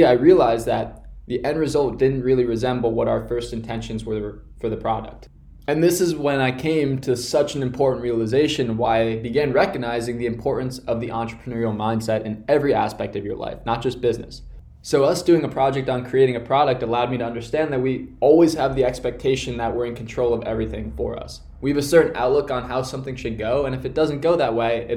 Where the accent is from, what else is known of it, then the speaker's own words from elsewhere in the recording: Connecticut, United States; my hometown in Connecticut